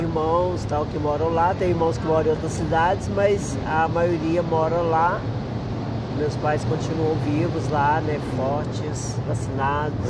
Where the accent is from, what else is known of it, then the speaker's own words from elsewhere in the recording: Martinho Campos, Minas Gerais, Brazil; moved away; eu nasci no interior, né? Uhum. Eu nasci em Martinho Campos